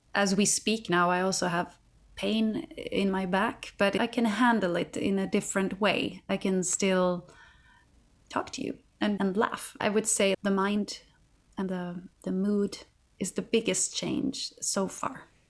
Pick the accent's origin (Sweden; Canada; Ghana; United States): Sweden; Katrineholm, Södermanland; my hometown, Katrineholm, where I'm from